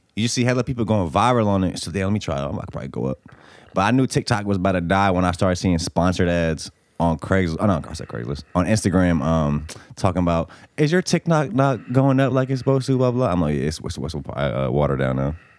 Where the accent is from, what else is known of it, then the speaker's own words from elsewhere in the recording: Bosnia & Herzegovina; now in United States; I'm from Bosnia.